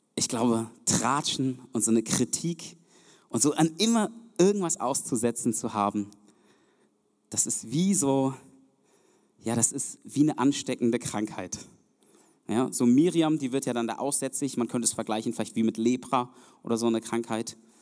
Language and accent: German; Germany; also born or lived in Zeuthen, Brandenburg; wir sind als Deutsche